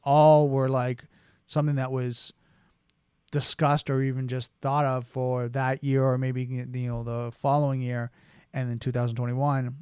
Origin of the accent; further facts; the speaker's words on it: Canada; being a Canadian and, you know, the little brother from the north